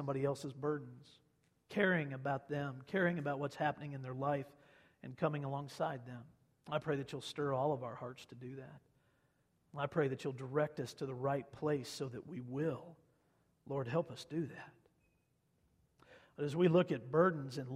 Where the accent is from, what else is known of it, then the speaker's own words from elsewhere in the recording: Kansas, United States; moved away; grew up in Kansas